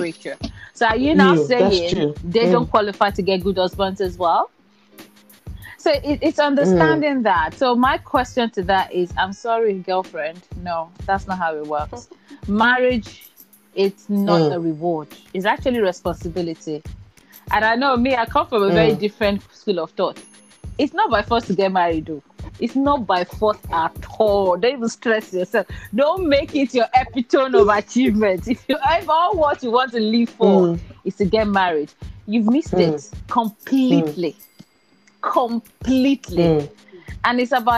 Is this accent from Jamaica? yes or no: no; Nigeria; we grew up in Nigeria and in areas whereby it's very cultural / religious